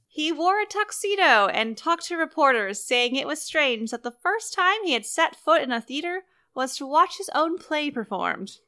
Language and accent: English; United States; As an American